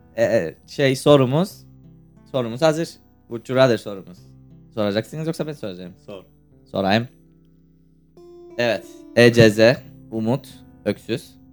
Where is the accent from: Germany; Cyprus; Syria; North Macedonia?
Cyprus; Ben Kıbrıslıyım